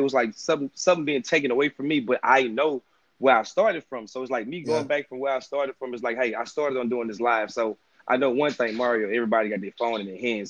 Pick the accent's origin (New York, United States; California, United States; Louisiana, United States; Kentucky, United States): Louisiana, United States; Maryville; now in Baton Rouge, United States; I'm from Maryville, Louisiana, but mm-hmm. I, I, reside in Baton Rouge, Louisiana